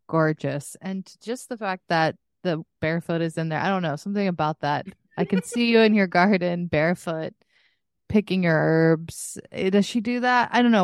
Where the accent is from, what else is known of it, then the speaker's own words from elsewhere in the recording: Texas, United States; I'm from Texas